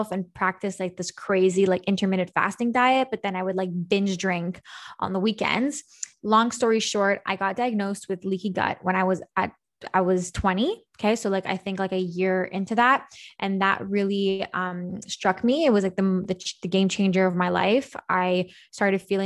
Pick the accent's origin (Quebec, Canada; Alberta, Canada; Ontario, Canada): Quebec, Canada; Montreal; I'm from Montreal, Canada, hence how far we are right now. And I'm born and raised in Montreal